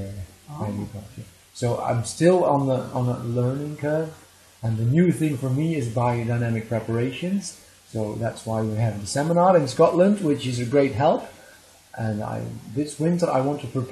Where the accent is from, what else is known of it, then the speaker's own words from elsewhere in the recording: Netherlands; I am from the Netherlands.